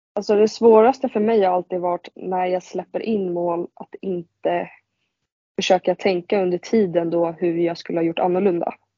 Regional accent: Vendelsö, Stockholm County, Sweden; also born or lived in Nacka; jag spelade ju en säsong där när jag var liten i Vändelsö

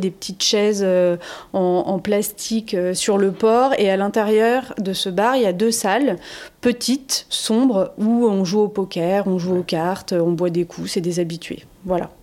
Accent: France; chez nous en France

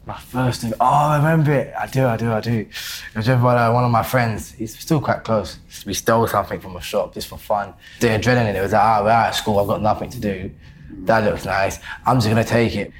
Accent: London, United Kingdom; also born or lived in Deptford; Born and bred Lewisham, my whole life.

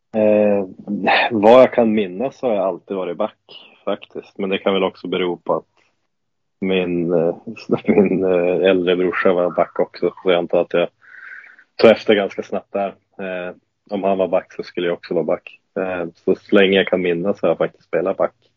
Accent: Lycksele, Västerbotten County, Sweden; moved away; det var ju i Lycksele då, där jag är uppvuxen och är född

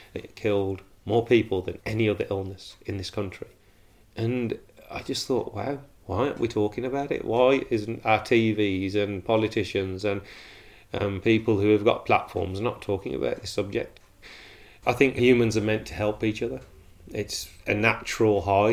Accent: Wolverhampton, West Midlands, United Kingdom; I'm born and bred in Wolverhampton, live here with my family.

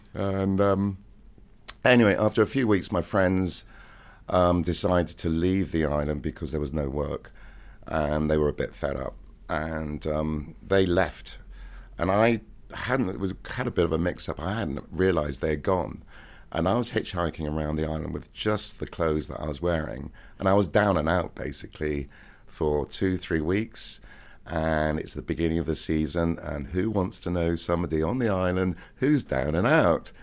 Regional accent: Cheltenham, South West England, United Kingdom; moved away; my hometown, Cheltenham, in Gloucestershire

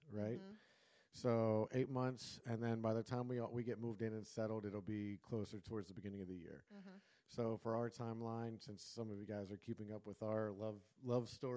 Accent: North Carolina, United States; moved away as an adult; also born or lived in Florida; growing up in North Carolina where we had the season changes

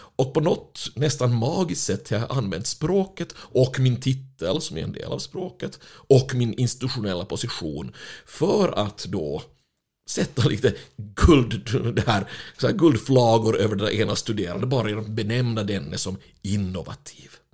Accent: Finland; moved away; jag är ju finländare ursprungligen

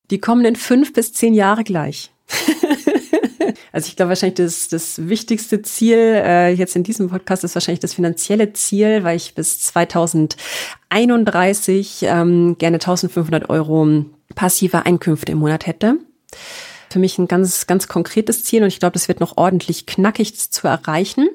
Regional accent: Karlsruhe, Baden-Württemberg, Germany; moved away as an adult; also born or lived in Bamberg / Nuremberg; now in Munich, Germany; ganz ursprünglich aus äh, einem kleinen Vorort von Karlsruhe

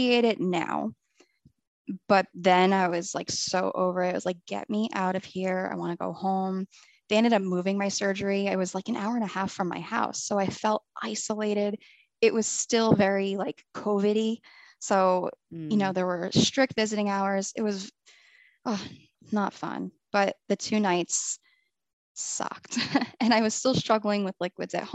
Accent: New Jersey, United States; moved away as an adult; now in Florida, United States; I'm from New Jersey, born and raised

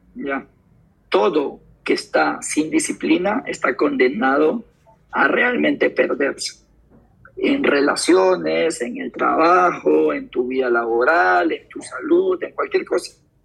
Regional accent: Guayaquil, Guayas, Ecuador; soy de Guayaquil, eh, me crio en el barrio Garay, Ayacucho y la octava

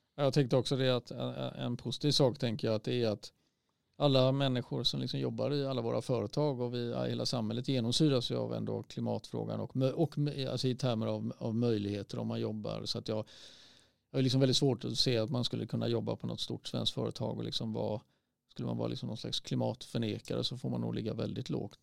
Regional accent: Sweden; vi som svenskar

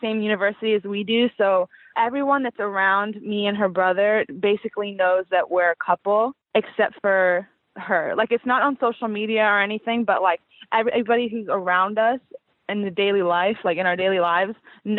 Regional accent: Fort Lauderdale, Florida, United States; moved away as an adult; now in Virginia, United States; we grew up in Fort Lauderdale, Florida, but we go to school in Virginia.

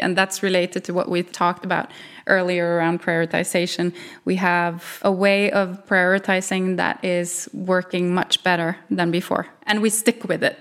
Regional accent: Norway; English is a second language; I'm from Norway

